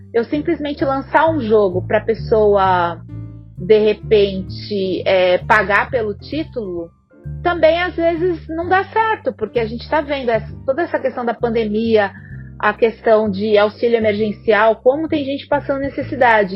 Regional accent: South Region, Brazil; moved away as an adult; now in São Paulo, Brazil; eu sou paulista, mas eu acabei crescendo, né? Minha família se mudou para lá, para o sul, quando eu era ainda criança.

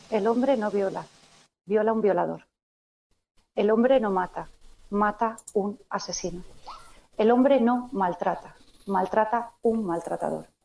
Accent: Spain; como hija, como hermana, como política, como española y como candidata a la presidencia de Andalucía

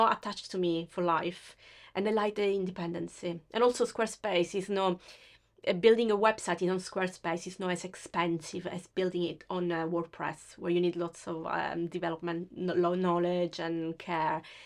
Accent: Sicily, Italy; accent: Italian; English is a second language; moved away as an adult; now in United Kingdom; I come from Sicily, which is the very south of Italy.

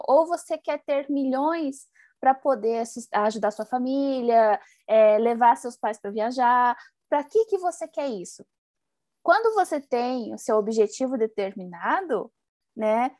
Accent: Paraná, Brazil; moved away; eu sou lá do Paraná

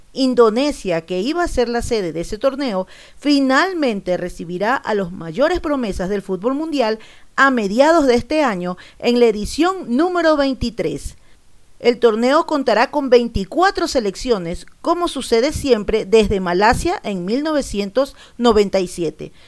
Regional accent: Ecuador; Yo soy ecuatoriano

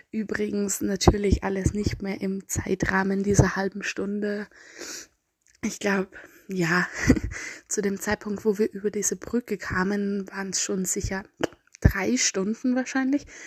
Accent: Austria; accent: Austrian; Ich bemühe mich sehr, mich ein bisschen der Standardsprache anzunähern, aber ich schätze, mein österreichischer Dialekt kommt meistens durch.

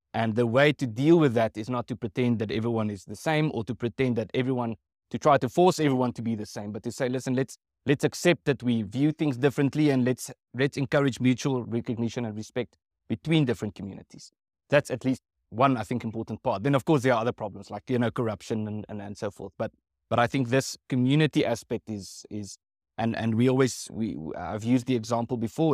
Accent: South Africa

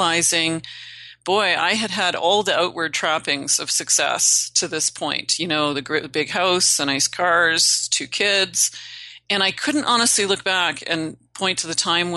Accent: Northern Canada, Canada; I'm Canadian. I originally hail from Northern Canada. I'm a backwoods girl.

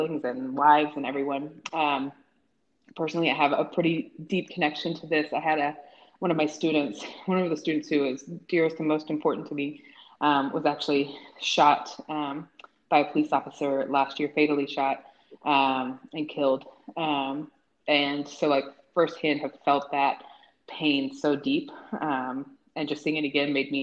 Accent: Tennessee, United States; grow up in Tennessee, like I grew up around a lot of folks

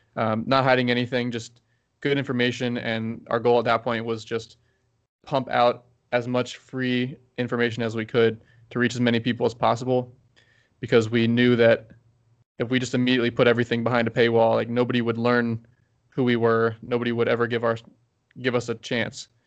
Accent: Baltimore, Maryland, United States; I'm from Baltimore

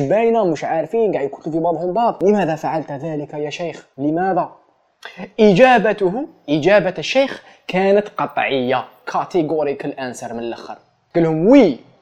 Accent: Ghardaia, Ghardaïa Province, Algeria; مدينتي كش واحد يعرف المشاكل تاع غردايا

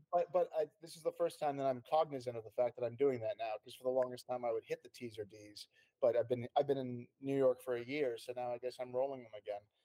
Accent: Canada; moved away as an adult; also born or lived in London; I was born in Canada and spent oh. um, most of my uh, young years there. Um, all of them actually

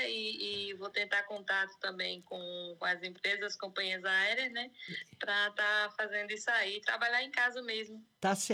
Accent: João Pessoa, Paraíba, Brazil; now in Niterói, Brazil; Sou de João Pessoa, mas eu estou morando em Niterói.

